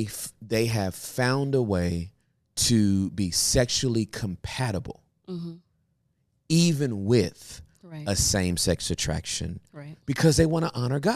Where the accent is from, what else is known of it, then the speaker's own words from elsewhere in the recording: Michigan, United States; born there; I was born in Michigan.